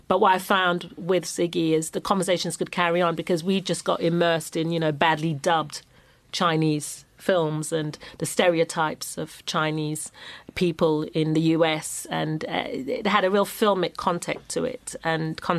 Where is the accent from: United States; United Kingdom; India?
United Kingdom; London; I'm a Londoner.